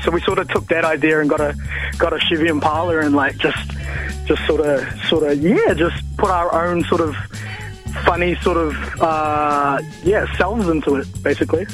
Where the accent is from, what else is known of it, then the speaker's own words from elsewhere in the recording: Cromwell, Otago, New Zealand; also born or lived in Dunedin; I was born in Dunedin. I'm actually from Cromwell